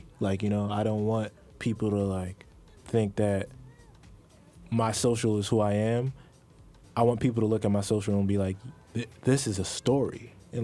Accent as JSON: {"language": "English", "region": "New Jersey", "country": "United States", "said": "I'm from New Jersey"}